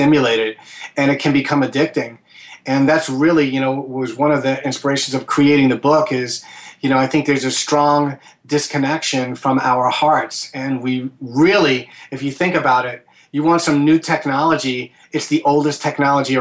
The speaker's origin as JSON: {"language": "English", "region": "New York", "country": "United States", "said": "as a New Yorker"}